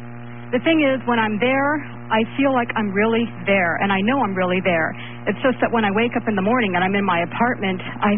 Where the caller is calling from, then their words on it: San Francisco, California, United States; I'm calling from San Francisco.